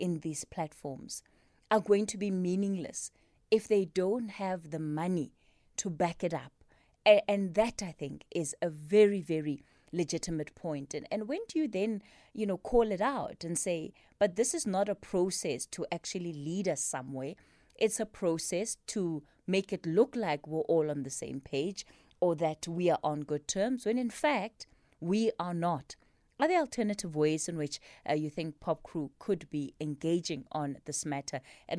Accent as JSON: {"language": "English", "country": "South Africa", "said": "We as the South African public"}